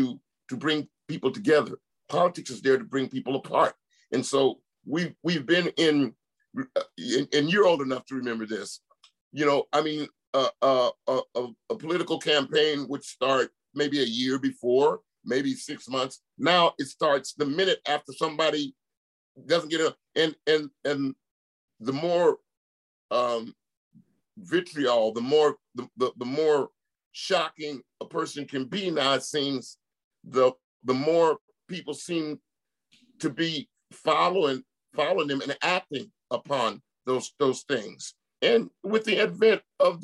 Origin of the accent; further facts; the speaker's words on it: San Francisco, California, United States; I'm a cat from San Francisco, Oakland Bay Area